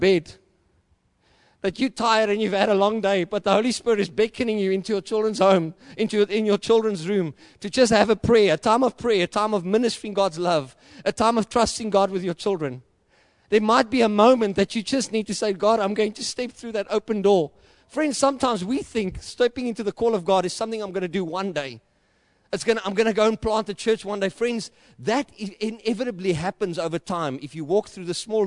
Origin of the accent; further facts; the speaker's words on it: South Africa; accent: boer; also born or lived in Johannesburg / Klerksdorp; I know I speak like a boer. If I speak English, I sound like a Dutchman. And if I speak Afrikaans, I sound like a Roynak.